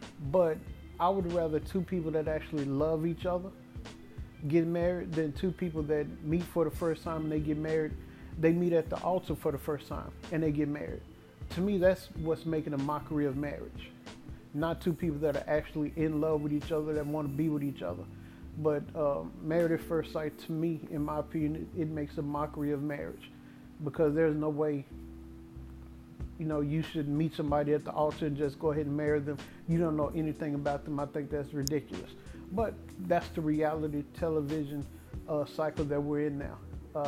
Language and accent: English; Dallas, Texas, United States; My hometown Dallas Cowboys